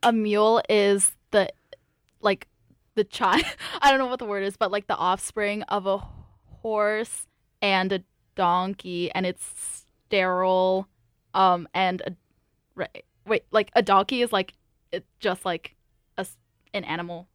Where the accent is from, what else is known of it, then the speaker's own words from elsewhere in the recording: San Jose, California, United States; moved away; I'm originally from San Jose, California